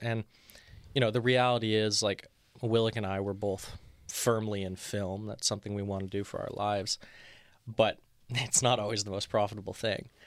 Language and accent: English; Montreal, Quebec, Canada; now in Toronto, Canada; I'm from Montreal originally